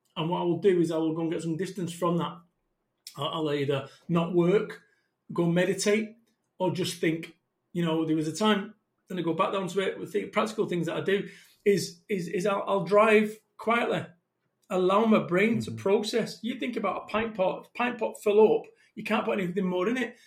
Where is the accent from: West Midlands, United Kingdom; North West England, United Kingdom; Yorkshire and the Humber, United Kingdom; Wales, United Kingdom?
North West England, United Kingdom; Salford; I'm from Salford, Manchester.